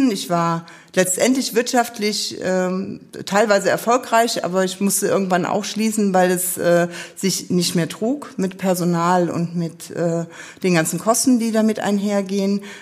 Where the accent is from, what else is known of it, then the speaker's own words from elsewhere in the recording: Neuwied, Rhineland-Palatinate, Germany; Neuwieder Scherja in mehreren Generationen und da bin ich eigentlich auch sehr stolz drauf, weil Neuwied meine Heimat ist.